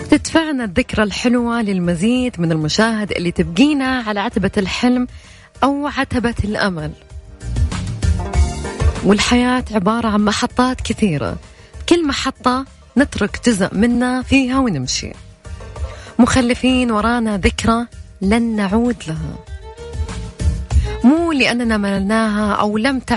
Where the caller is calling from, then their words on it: Jeddah, Makkah Province, Saudi Arabia; من جدة